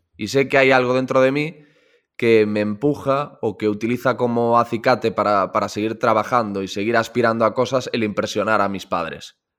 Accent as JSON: {"language": "Spanish", "town": "Corcubión", "region": "Galicia", "country": "Spain", "tie": "born or raised there", "moved": "yes", "said": "Yo estoy en Radio Corcubión, en la cadena Ser eh, Costa Morte, que es la de mi pueblo"}